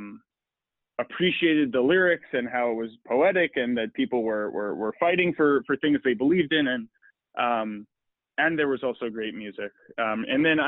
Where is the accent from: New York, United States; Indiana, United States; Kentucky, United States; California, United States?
New York, United States; Long Island; I grew up in New York in the, and I think what was a pretty standard suburban upbringing